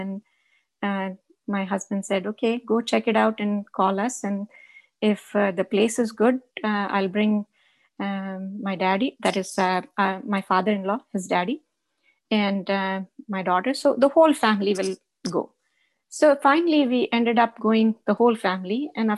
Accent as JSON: {"language": "English", "region": "Rajasthan", "country": "India", "said": "So, but I did identify myself there as a Chom, a Rajasthani."}